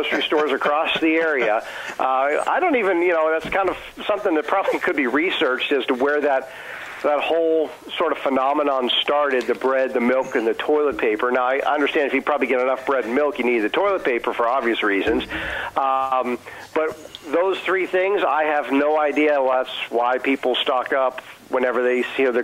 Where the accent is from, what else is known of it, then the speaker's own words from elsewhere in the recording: Allegheny County, Pennsylvania, United States; also born or lived in South Texas; Born and raised in Allegheny County.